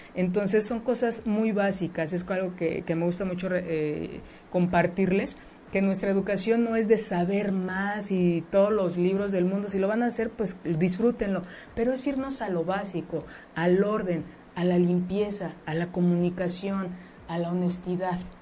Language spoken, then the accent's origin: Spanish; Mexico; eso es parte de nuestra cultura como mexicanos, como mexicanas